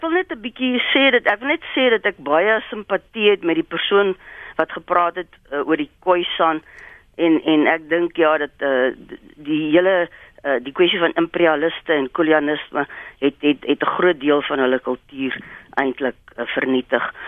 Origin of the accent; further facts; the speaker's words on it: South Africa; ons as Afrikaners